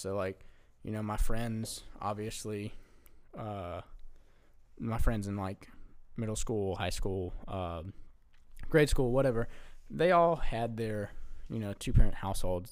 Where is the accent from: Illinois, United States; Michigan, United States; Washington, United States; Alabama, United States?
Alabama, United States; we're from Alabama, so we don't see snow a lot